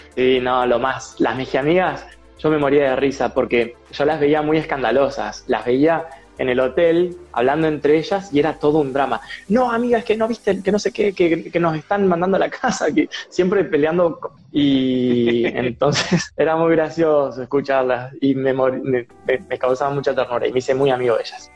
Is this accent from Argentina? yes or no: yes; Argentina; moved away as an adult; also born or lived in Australia; todos te preguntaban eh, por Argentina